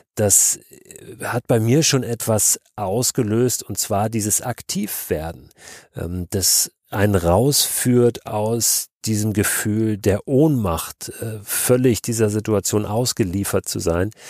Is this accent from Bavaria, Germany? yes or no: no; Hamburg, Germany; Wir als Norddeutsche, ich komme aus Hamburg